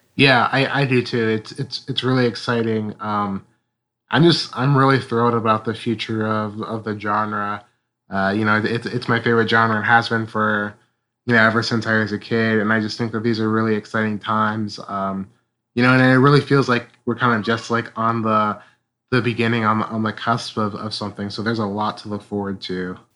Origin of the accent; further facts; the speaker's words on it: Ohio, United States; I'm from Ohio